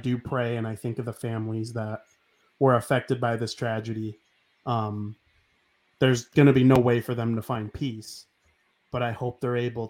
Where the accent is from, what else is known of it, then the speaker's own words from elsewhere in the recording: United States; nobody loves being an American more than me